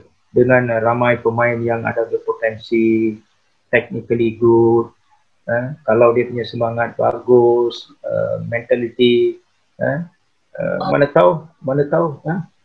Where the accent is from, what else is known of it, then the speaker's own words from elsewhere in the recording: Selangor, Malaysia; saya daripada Selangor